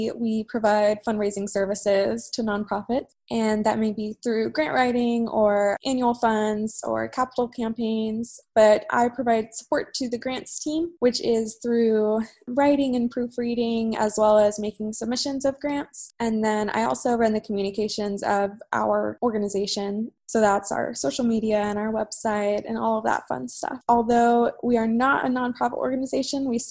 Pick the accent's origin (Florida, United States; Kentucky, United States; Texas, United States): Texas, United States; Waco; moved away; Waco, which is my hometown